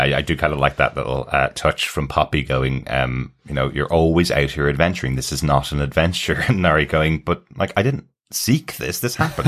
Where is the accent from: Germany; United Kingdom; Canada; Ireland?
Ireland; we're Irish